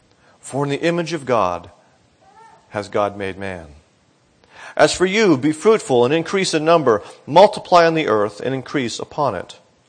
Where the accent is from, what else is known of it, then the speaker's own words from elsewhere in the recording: Northeast, United States; now in Florida, United States; And both my wife and I grew up in the Northeast, and so we thought we understood hurricanes.